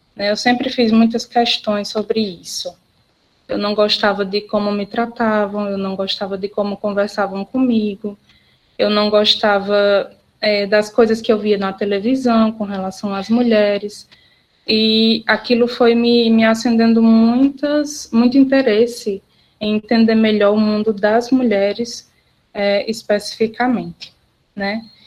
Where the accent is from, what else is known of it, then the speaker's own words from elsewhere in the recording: Barbalha, Ceará, Brazil; also born or lived in Juazeiro do Norte; Eu sou natural da cidade de Barbalha, aqui no Cariri Cearense